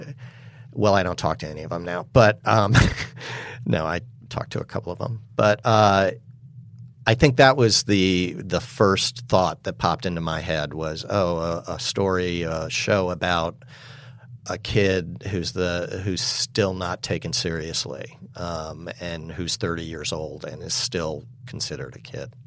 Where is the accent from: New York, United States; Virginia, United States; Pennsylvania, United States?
New York, United States; New York City; I was raised in New York City